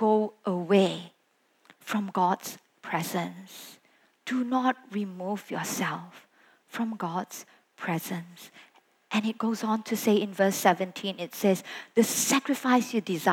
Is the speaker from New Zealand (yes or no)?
no; Sabah, Malaysia; moved away as an adult; also born or lived in Kuala Lumpur, Malaysia; I was from Sabah, I came over to study in KL at that point